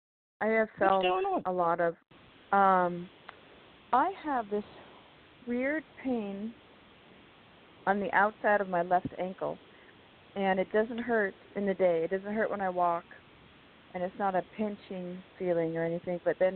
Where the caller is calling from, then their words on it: California, United States; from California.